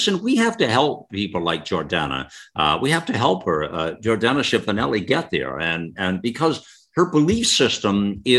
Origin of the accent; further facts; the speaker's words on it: United States; listen, I'm as American as she is as American as I am American.